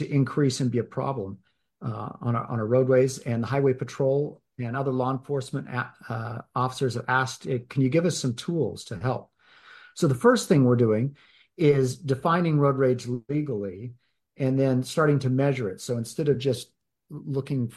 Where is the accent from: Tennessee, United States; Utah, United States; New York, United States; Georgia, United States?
Utah, United States; Davis County; I'm from Davis County. I was city council member and mayor of Centerville